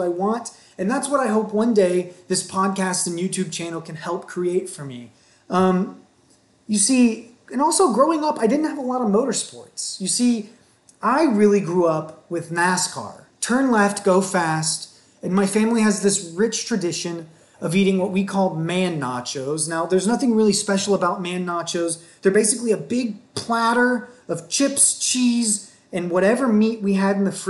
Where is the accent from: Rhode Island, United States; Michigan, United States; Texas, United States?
Texas, United States; I grew up in Texas